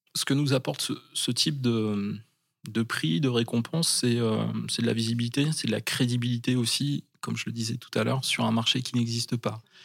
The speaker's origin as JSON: {"language": "French", "area": "Charente-Maritime", "region": "Nouvelle-Aquitaine", "country": "France", "moved": "as an adult", "lives_now": "Bayonne, France", "said": "j'étais jeune, quand j'avais euh, une quinzaine d'années. Je venais de Charente-Maritime"}